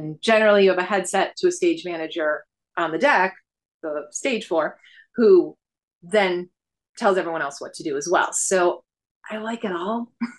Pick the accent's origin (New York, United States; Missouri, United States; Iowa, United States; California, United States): New York, United States; Buffalo; Buffalo, New York.